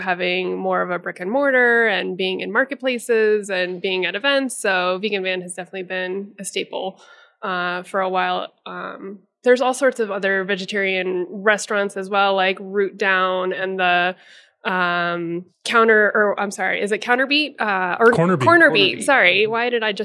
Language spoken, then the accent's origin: English; Denver, Colorado, United States; I am born and raised in Denver